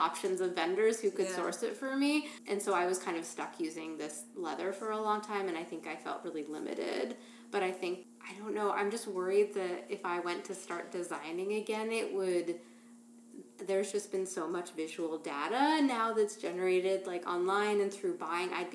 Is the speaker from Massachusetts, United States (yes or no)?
yes; Boston, Massachusetts, United States; moved away as an adult; now in Philadelphia, United States; I'm from Boston